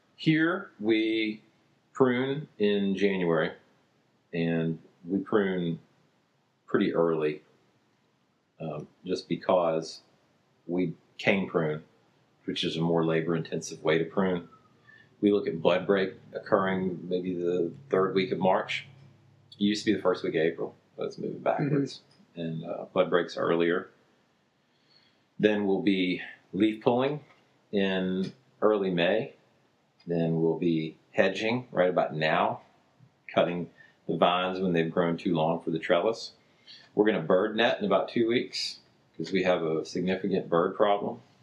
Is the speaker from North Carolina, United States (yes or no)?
yes; Jarvisburg, North Carolina, United States; I'm from Jarvisburg. I was uh, born and raised here